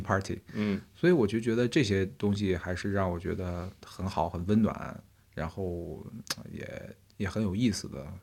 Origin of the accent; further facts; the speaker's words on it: Xinjiang, China; moved away as an adult; now in Beijing, China; 虽然我是新疆人